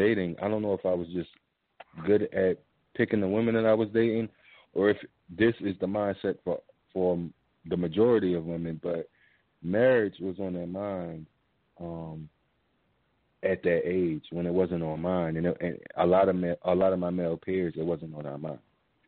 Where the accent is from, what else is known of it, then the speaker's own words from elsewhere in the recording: Baltimore, Maryland, United States; I'm from Baltimore